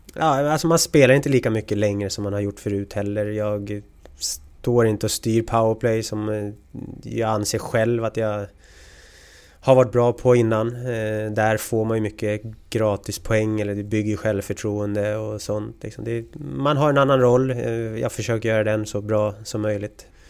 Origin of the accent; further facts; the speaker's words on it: Sigtuna, Stockholm County, Sweden; moved away as an adult; also born or lived in Märsta / Gävle / Saint Petersburg / Linköping; Vi är från Sigtuna, eller bor i Sigtuna.